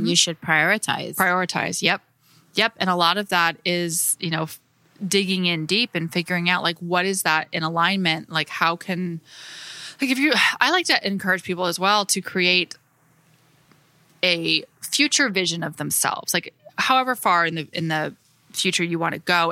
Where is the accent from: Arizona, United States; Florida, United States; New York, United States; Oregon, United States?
Florida, United States; moved away as an adult; I would come home every summer and work with an interior designer in my hometown in Florida, very small town